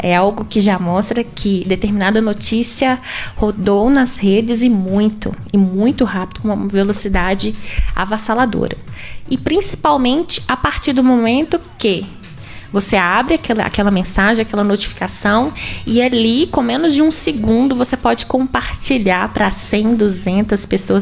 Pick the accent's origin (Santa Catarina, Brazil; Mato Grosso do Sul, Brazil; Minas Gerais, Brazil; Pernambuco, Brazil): Minas Gerais, Brazil; Itabirito; eu sou natural de Itabirito, e estudei na escola, estudei no Tiburcio por oito anos